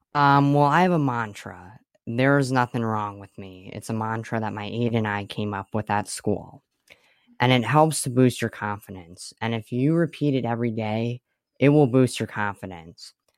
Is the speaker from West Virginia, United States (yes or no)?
no; Swiftwater, Pennsylvania, United States; I'm from Swiftwater, Pennsylvania